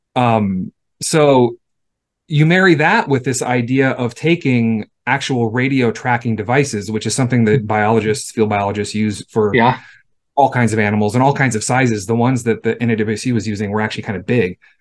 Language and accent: English; Los Angeles, California, United States; I grew up in Southern California. I grew up in LA. I'm a city kid.